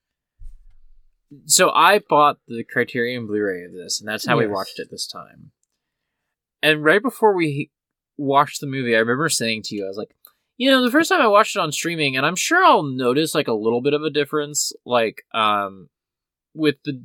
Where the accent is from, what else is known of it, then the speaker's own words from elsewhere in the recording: Kansas City, Missouri, United States; I grew up in Kansas City.